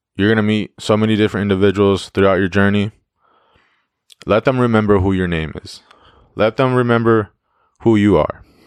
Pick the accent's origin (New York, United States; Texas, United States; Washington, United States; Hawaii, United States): Washington, United States; Yakima; my hometown